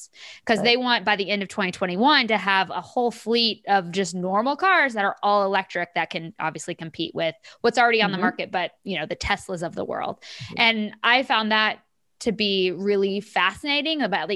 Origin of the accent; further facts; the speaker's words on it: Kansas, United States; I'm from Kansas. I still live in Kansas City, and I went home this weekend to visit family